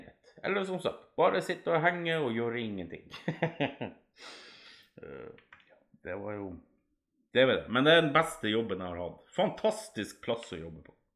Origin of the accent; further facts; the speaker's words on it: Alta, Finnmark, Norway; moved away as an adult; Nei, jeg bor ikke i Alta, men jeg kommer opprinnelig derifra. Jeg flytta ifra Alta da jeg var sånn ca. 17 år